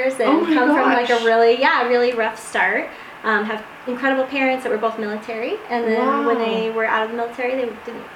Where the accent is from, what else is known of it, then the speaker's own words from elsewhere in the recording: Edgewater, Colorado, United States; also born or lived in Denver, Colorado / Philadelphia, Pennsylvania; I'm from Denver. So I actually grew up in Edgewater